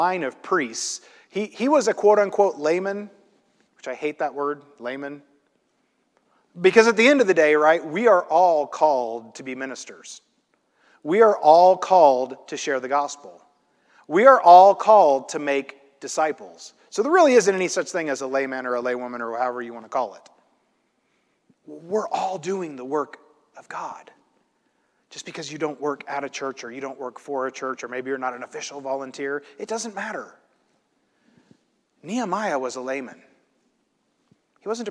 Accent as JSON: {"language": "English", "region": "Illinois", "country": "United States", "tie": "born or raised there", "said": "I grew up in Illinois in a place that's very flat"}